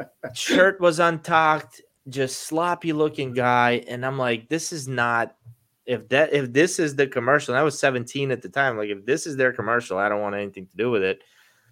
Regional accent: Baltimore, Maryland, United States; moved away as an adult; also born or lived in Russia; now in Florida, United States; growing up in Baltimore, I'm a Baltimore Ravens fan, and so are my kids, but we moved to Florida.

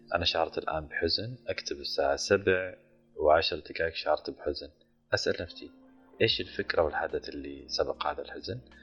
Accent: Saudi Arabia; من السعوديه

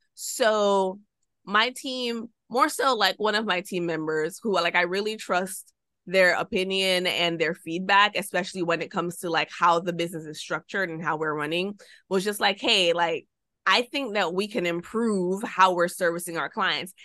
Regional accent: Jamaica; moved away as an adult; also born or lived in United States; I'm Jamaican

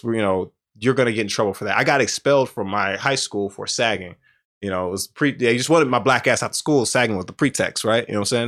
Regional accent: Houston, Texas, United States; I'm from Southwest Houston

